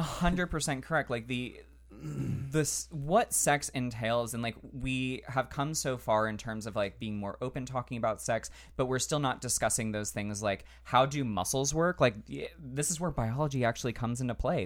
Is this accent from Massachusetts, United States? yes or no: no; Central Florida, United States; I grew up in Central Florida, which is very conservative